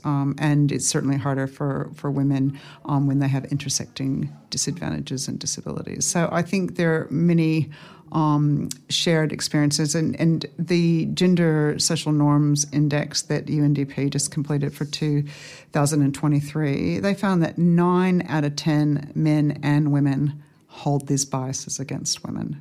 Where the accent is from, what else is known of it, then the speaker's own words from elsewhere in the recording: Fairbanks, Alaska, United States; now in Australia; I grew up in Fairbanks, Alaska